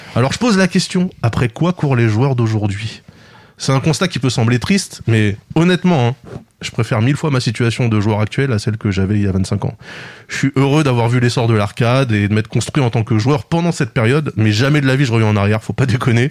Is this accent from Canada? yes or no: no; France; la salle d'arcade de Plessis 2, là où j'ai grandi